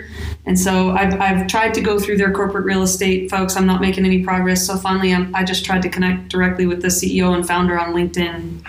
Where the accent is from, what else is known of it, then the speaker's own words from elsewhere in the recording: North Dakota, United States; moved away; So I grew up in North Dakota. That's where I was born and raised.